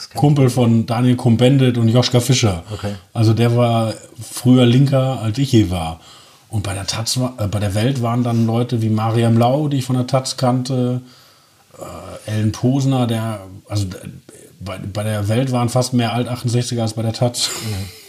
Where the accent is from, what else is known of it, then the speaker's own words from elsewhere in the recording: Herne, North Rhine-Westphalia, Germany; moved away as an adult; also born or lived in Essen / Leipzig; now in Berlin, Germany; danach sofort nach Wanne-Eickel verbracht worden